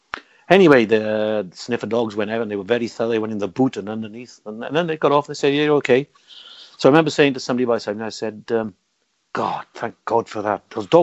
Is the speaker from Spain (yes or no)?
yes; Barcelona, Catalonia, Spain; I'm from Barcelona.